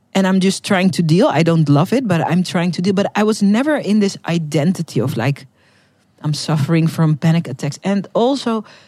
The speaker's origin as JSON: {"language": "English", "country": "Netherlands", "first_language": "Dutch", "second_language": "English", "said": "I'm from the Netherlands"}